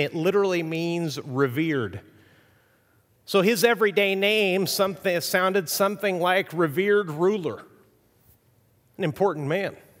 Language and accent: English; Mexico; moved away; I grew up in Mexico